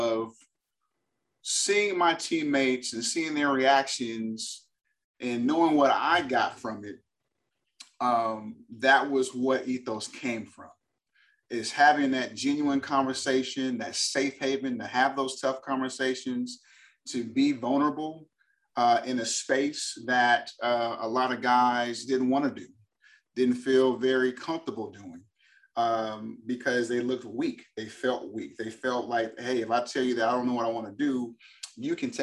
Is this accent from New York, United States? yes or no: no; Berkeley, California, United States; moved away as an adult; also born or lived in Boston, Massachusetts; now in Texas, United States; born and raised in Berkeley, California. California kid living in Texas